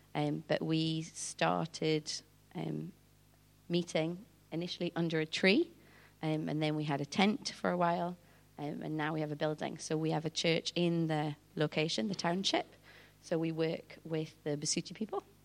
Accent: Newcastle upon Tyne, North East England, United Kingdom; moved away as an adult; now in South Africa; I'm from Newcastle originally

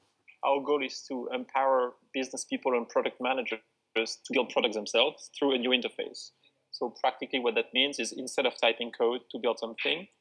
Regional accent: France; moved away as an adult; I'm not from here. I'm from France originally.

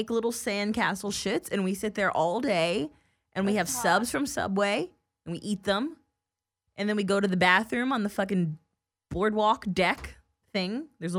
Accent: New Jersey, United States; moved away; I'm from New Jersey.

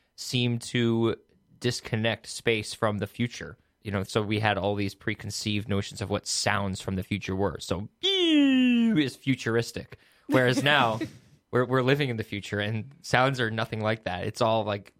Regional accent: Woodstock, New York, United States; I grew up in Woodstock, New York, in the Hudson Valley

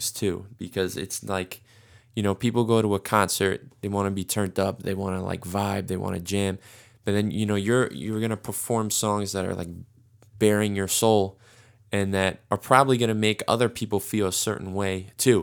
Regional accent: New York, United States; as a New Yorker

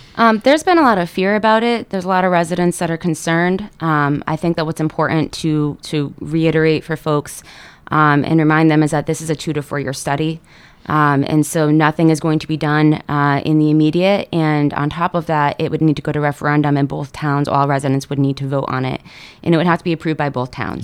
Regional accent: Seymour, Connecticut, United States; I'm a Valley person. Um, I grew up in Seymour.

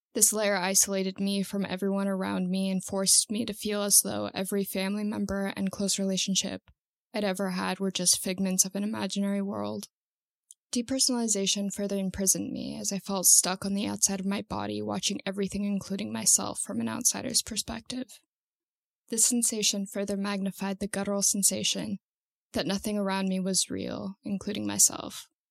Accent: Santa Cruz, California, United States; I'm 23 years old and I'm from Santa Cruz, California

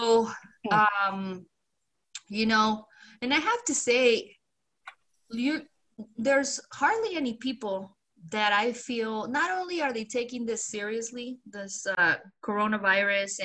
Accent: Mexico; now in United States; I'm a proud Mexican-American. I'm proud that I was born in Mexico, but I am a citizen.

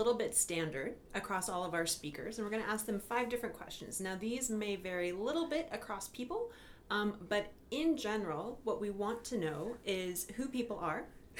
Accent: Washington, United States; moved away as an adult; now in Brisbane, Australia; I'm originally from the US. The US, yeah. Washington State.

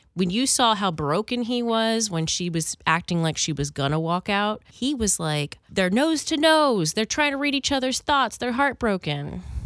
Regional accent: Philadelphia, Pennsylvania, United States; I grew up in Philly

